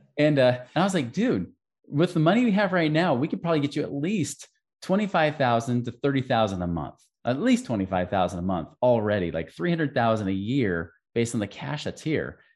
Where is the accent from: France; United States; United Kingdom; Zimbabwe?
United States; Oregon; I grew up in Oregon